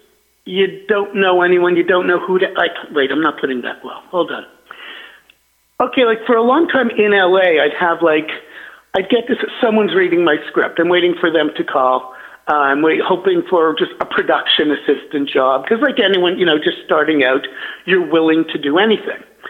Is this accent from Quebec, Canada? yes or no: yes; Montreal, Quebec, Canada; moved away as an adult; also born or lived in Toronto; now in Los Angeles, United States; I'm from Montreal